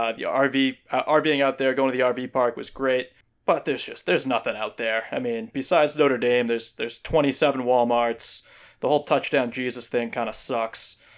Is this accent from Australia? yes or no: no; Ireland; I'm from Ireland, so